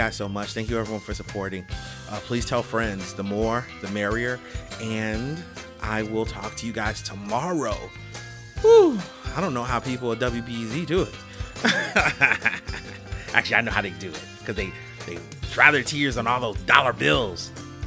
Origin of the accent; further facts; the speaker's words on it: Chicago, Illinois, United States; I am a Chicagoan